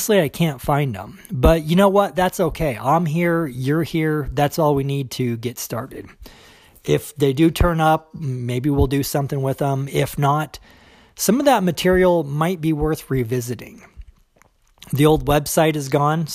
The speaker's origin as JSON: {"language": "English", "country": "United States", "accent": "American", "said": "I am an American"}